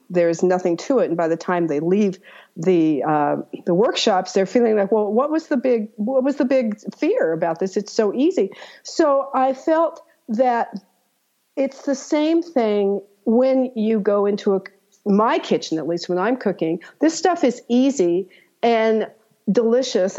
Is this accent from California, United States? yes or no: yes; Santa Barbara, California, United States; now in Pacific Northwest, United States; I was originally from Santa Barbara